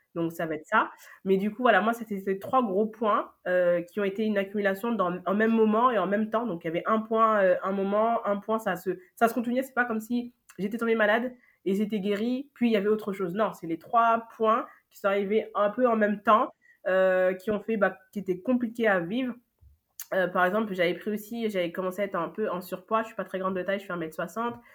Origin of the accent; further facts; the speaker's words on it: Paris, Île-de-France, France; also born or lived in Lyon / Senegal (ancestry); je suis née à Lyon. après, voilà, je vis depuis, bah, je pense, mes un an jusqu'à aujourd'hui à Paris.